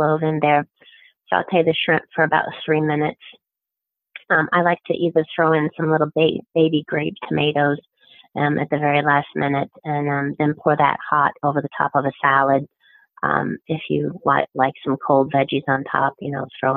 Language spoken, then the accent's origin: English; Midwest, United States; moved away; I'm from the Midwest originally. We grew up on bacon grease